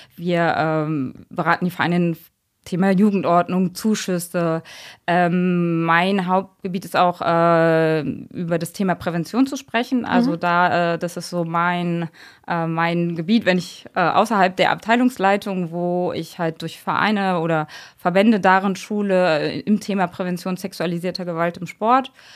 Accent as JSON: {"language": "German", "region": "a small village in Brandenburg", "country": "Germany", "tie": "born or raised there", "moved": "as an adult", "lives_now": "Mainz, Germany", "said": "ich komme bin auf einem kleinen Dorf in Brandenburg groß geworden"}